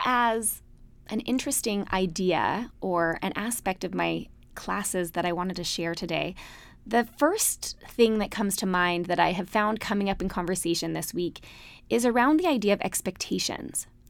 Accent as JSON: {"language": "English", "region": "Utah", "country": "United States", "tie": "born or raised there", "moved": "yes", "said": "We grew up in Utah, big, happy Mormon families"}